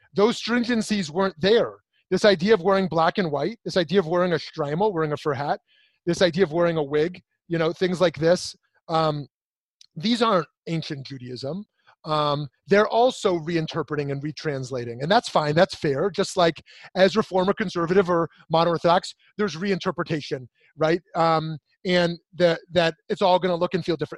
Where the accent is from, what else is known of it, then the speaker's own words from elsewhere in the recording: United States; I'm an American, I'm a Jew